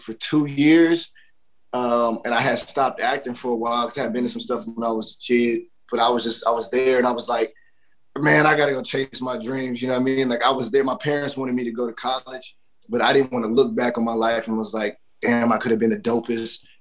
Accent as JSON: {"language": "English", "town": "Dallas", "region": "Texas", "country": "United States", "also_born_or_lived": "New York", "moved": "yes", "said": "I'm from Dallas, Texas, out of Triple D"}